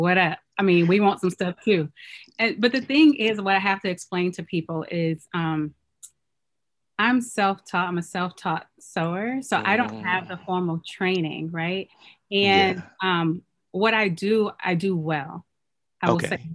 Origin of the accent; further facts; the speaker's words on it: Oakland, California, United States; moved away as an adult; also born or lived in Chicago / North Carolina; I'm Nigerian. I was born and raised in Oakland. So this is my hometown. Both of my parents are Nigerian